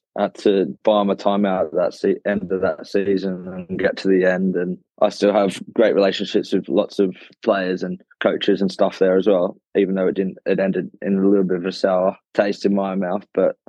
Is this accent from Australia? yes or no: yes; Australia; now in England; I come across from Australia with an English passport and I played a bit of club cricket